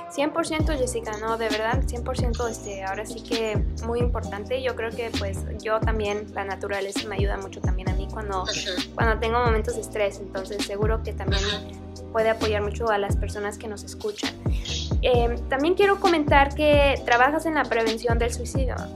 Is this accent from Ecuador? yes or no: no; Mexico; now in Vancouver, Canada; nosotros como mexicanos estamos acostumbrados a otro tipo de clima